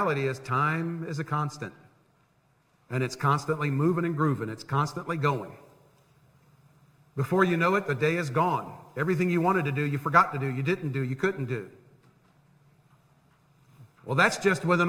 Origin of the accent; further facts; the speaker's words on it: Tampa, Florida, United States; the house I grew up in Tampa. The only house I knew